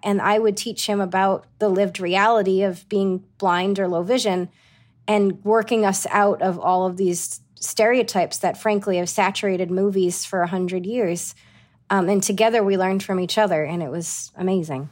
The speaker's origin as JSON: {"language": "English", "town": "Johnston", "region": "Rhode Island", "country": "United States", "tie": "born or raised there", "also_born_or_lived": "East Greenwich, Rhode Island", "accent": "Rhode Island", "moved": "as an adult", "said": "grew up in Johnston. My parents are still in Johnston, and it was just a wonderful place to grow up."}